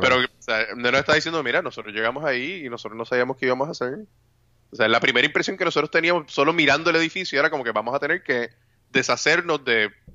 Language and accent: Spanish; Puerto Rico; como mal puertorriqueño, no tomo café